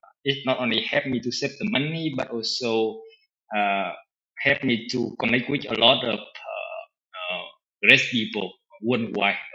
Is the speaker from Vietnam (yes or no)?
yes; Vietnam; I'm from Vietnam